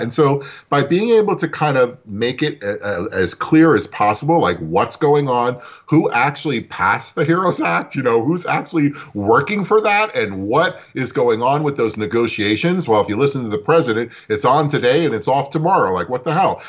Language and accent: English; New York City, New York, United States; I was born in Brooklyn myself